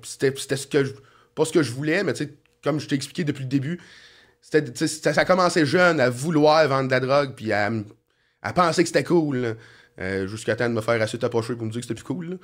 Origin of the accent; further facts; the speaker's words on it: Sorel-Tracy, Quebec, Canada; je suis né à Sorel, puis je vais, je crever à Sorel